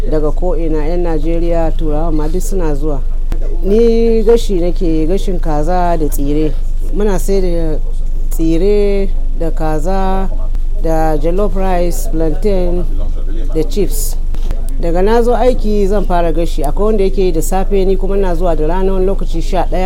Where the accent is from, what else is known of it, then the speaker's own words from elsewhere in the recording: Katsina, Nigeria; now in London, United Kingdom; Ni 'yar Katsina ce, amma yanzu na zaune a London bakin market